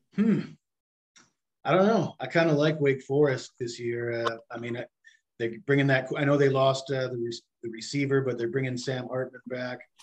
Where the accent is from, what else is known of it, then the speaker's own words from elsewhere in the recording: Vancouver, British Columbia, Canada; I'm from the West Coast, so uh, you know the Pac-12 is my conference